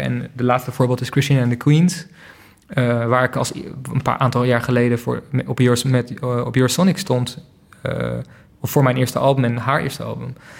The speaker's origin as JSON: {"language": "Dutch", "region": "Friesland", "country": "Netherlands", "tie": "born or raised there", "also_born_or_lived": "Berlin", "moved": "yes", "said": "ik ben opgegroeid in Friesland met een stel koeien."}